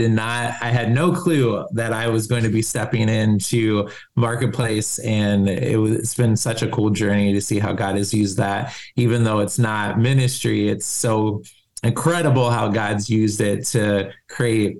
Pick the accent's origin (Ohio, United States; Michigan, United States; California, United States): Ohio, United States; Columbus; moved away as an adult; also born or lived in Germany; now in Minneapolis, United States; we moved to Ohio, where my mom's family's from. And so, and then went to high school, college in Columbus